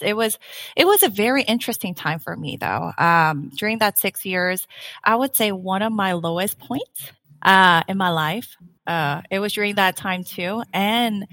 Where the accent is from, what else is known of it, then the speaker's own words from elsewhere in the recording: South Korea; English is a second language; also born or lived in Saipan; now in United States; I was born and raised in Korea. I lived in, though, a tiny island called Saipan for six years, where I learned English